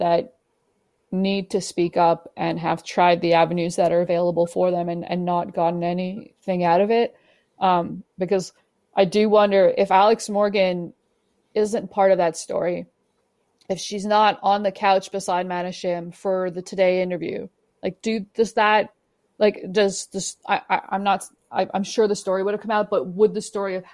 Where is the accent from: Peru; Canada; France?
Canada; I'm a Canadian